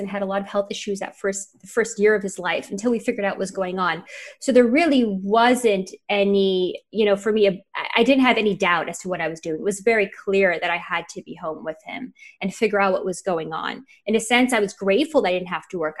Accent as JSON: {"language": "English", "town": "Montreal", "region": "Quebec", "country": "Canada", "also_born_or_lived": "New York / Miami / Los Angeles", "moved": "yes", "said": "I'm from Montreal"}